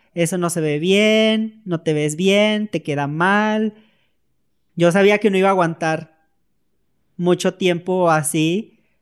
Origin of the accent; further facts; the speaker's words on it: Tenosique, Tabasco, Mexico; moved away as an adult; also born or lived in Villahermosa, Tabasco; now in Mexico City, Mexico; soy de Tenosique, Tabasco, tengo 29 años.